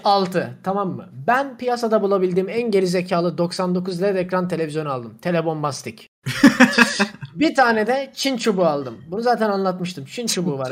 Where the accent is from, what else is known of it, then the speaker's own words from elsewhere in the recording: Black Sea Region, Turkey; ben gerçekten Karadenizliyim